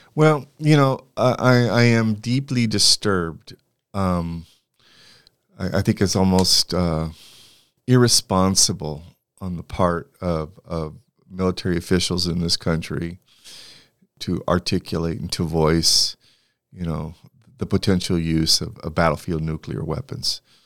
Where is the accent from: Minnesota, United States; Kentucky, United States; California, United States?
California, United States; Santa Barbara; I grew up in Santa Barbara, California